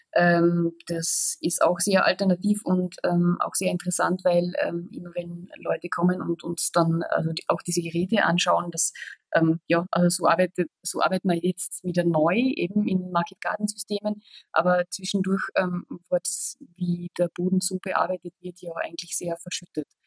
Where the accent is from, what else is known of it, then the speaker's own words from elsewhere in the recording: Austria; now in Germany; wie man schwer äh, überhören kann, komme ich aus Österreich